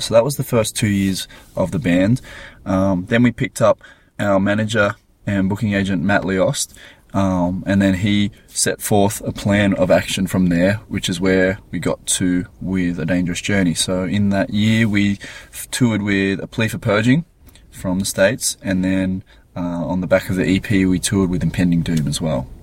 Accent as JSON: {"language": "English", "town": "Gold Coast", "region": "Queensland", "country": "Australia", "said": "We're from the Gold Coast"}